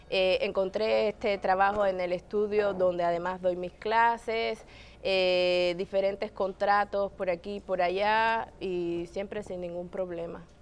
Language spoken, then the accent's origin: Spanish; Havana, Cuba; now in Canada; viviendo en mi país, en La Habana, en Cuba